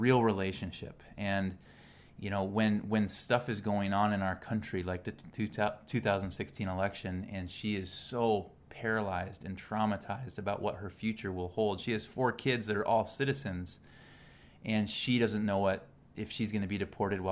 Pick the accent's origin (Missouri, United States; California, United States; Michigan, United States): California, United States; Salinas; also born or lived in San Diego, California; I grew up in Salinas, California, which is known as the lettuce capital of the world.